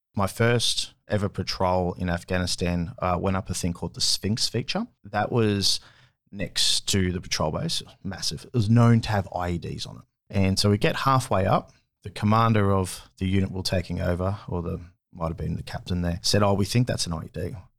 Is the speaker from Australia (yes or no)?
yes; Sunshine Coast, Queensland, Australia; also born or lived in Armidale, New South Wales / Townsville; I was born in Armidale, New South Wales, but I didn't spend much time there. I was born there and then, uh, I moved with, with my mum to the Sunshine Coast and lived in Kiwana.